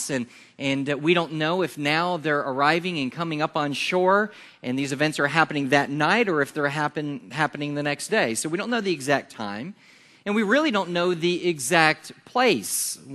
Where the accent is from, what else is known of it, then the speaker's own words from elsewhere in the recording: Yulee, Florida, United States; And well, we're from Jacksonville. That's, that's where we're from. And, and the reason is because folks don't know where Yulee is, they know where this is.